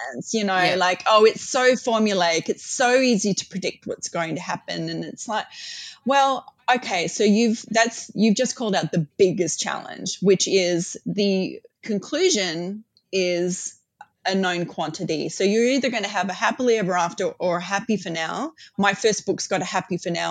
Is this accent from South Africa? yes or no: no; Australia; my mum's American, my dad's British, I'm Australian